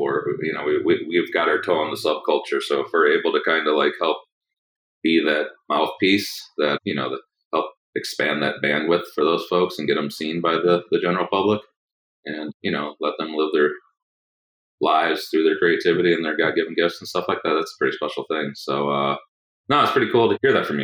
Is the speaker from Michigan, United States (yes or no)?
yes; Kalamazoo, Michigan, United States; moved away; also born or lived in Philadelphia; I grew up in Michigan, actually.